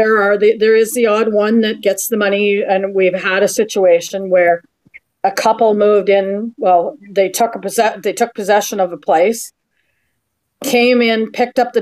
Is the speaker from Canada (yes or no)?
yes; Kingston, Ontario, Canada; now in Winnipeg, Canada; I'm originally from Kingston